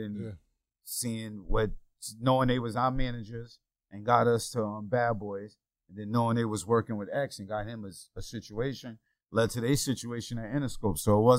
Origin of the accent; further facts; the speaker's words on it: Yonkers, New York, United States; I'm from Yonkers, New York, and made it rapping